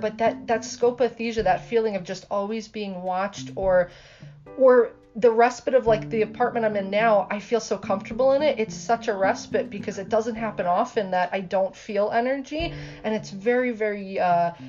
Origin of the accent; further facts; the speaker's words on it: Clifton Park, New York, United States; I grew up in Clifton Park, so like the 518.